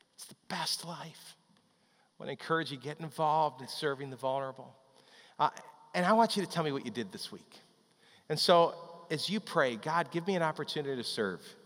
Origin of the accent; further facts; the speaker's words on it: Chicago, Illinois, United States; When I was growing up in the Chicago area